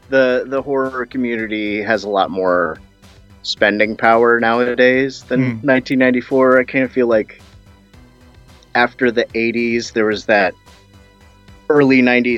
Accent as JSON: {"language": "English", "country": "United States", "said": "I'm American."}